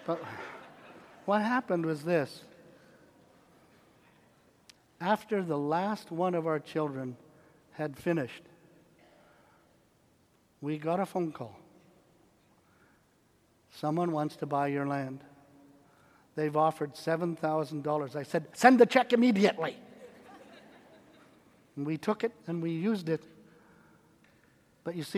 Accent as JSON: {"language": "English", "country": "Canada", "moved": "yes", "lives_now": "United States", "said": "I'm a Canadian"}